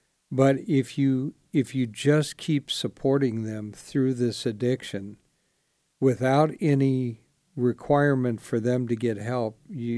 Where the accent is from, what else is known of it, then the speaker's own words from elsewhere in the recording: Spartanburg, South Carolina, United States; born there; I was born in Spartanburg, South Carolina. I know it doesn't sound like it, but I was.